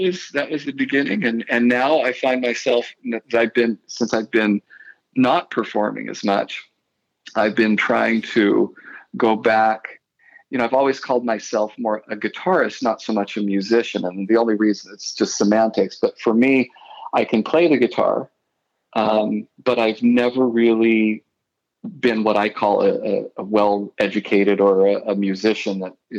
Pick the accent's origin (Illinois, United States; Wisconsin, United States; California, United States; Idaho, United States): Idaho, United States; moved away as an adult; also born or lived in Utah; now in Alexandria, United States; I grew up in Idaho and went to school in Utah